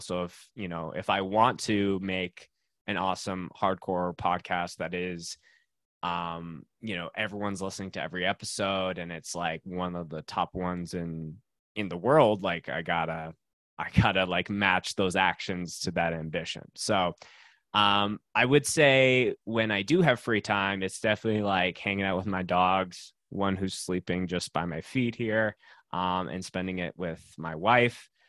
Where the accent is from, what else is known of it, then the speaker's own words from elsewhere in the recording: Winnipeg, Manitoba, Canada; moved away as an adult; now in Calgary, Canada; I grew up in Winnipeg, Manitoba, so dead center of Canada